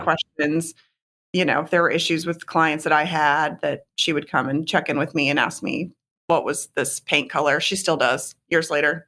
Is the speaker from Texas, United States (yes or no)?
yes; Houston, Texas, United States; moved away as an adult; also born or lived in New York / Connecticut; moved back to my hometown of Houston in twenty twelve